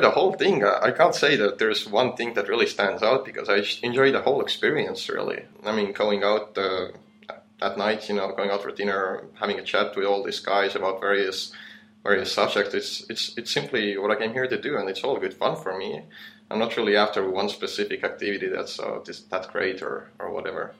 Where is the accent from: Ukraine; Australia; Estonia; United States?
Estonia; moved away as an adult; now in Chiang Mai, Thailand; I come from Estonia